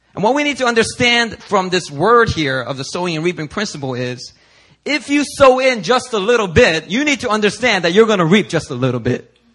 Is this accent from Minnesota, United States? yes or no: no; Philadelphia, Pennsylvania, United States; growing up in Philly